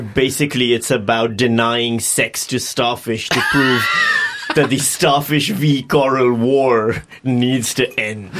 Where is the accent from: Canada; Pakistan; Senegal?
Pakistan; I'm from Pakistan